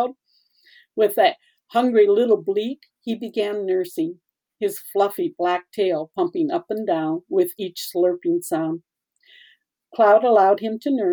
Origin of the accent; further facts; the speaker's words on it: South Dakota, United States; I was raised in South Dakota